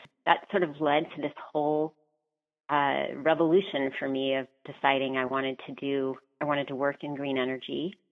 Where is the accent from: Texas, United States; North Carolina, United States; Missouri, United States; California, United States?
California, United States; Orange County; I was born in Orange County